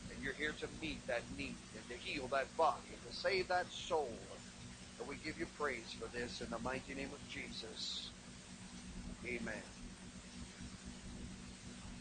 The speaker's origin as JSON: {"language": "English", "region": "California", "country": "United States", "said": "I'm from California"}